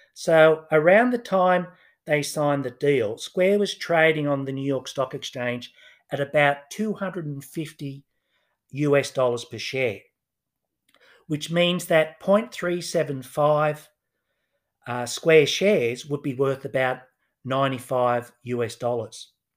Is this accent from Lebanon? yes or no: no; Newcastle, New South Wales, Australia; I grew up in Newcastle, just north of Sydney